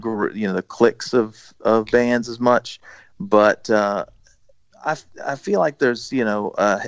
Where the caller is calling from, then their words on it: Virginia, United States; I'm in the suburbs of Richmond.